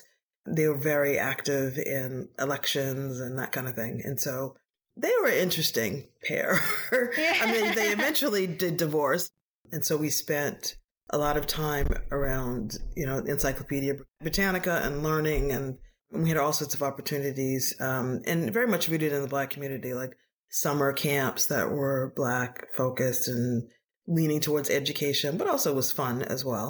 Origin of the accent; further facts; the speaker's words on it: Boston, Massachusetts, United States; I am African American and I grew up in Boston.